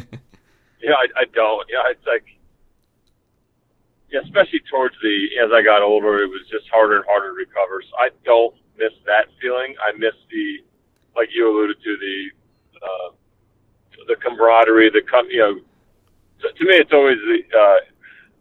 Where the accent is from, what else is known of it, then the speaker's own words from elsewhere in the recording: Pennsylvania, United States; my hometown in Pennsylvania